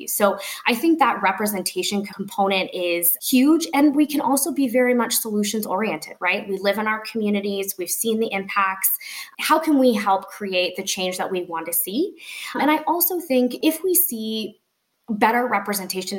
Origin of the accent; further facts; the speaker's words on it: Colorado, United States; I'm from Colorado